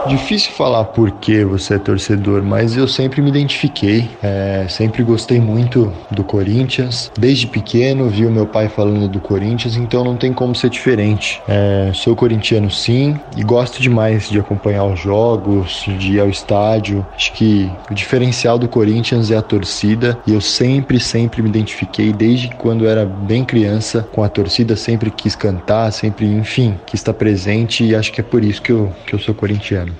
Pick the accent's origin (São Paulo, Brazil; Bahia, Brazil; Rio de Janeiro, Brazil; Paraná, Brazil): São Paulo, Brazil; eu tenho 21 anos, moro em São Paulo e nasci em São Paulo.